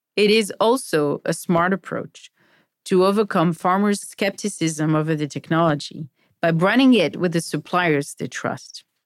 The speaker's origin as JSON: {"language": "English", "country": "France", "tie": "born or raised there", "moved": "as an adult", "lives_now": "United States", "said": "Growing up in France"}